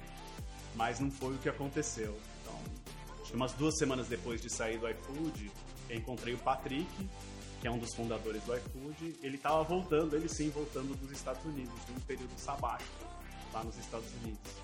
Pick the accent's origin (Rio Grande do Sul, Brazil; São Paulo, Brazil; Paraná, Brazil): São Paulo, Brazil; also born or lived in Campinas; sou nascido aqui em São Paulo, fui para Campinas para estudar computação